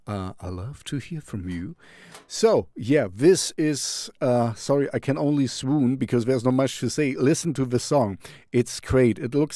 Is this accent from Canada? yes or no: yes; Canada; We are from Canada, so you know I love Canada.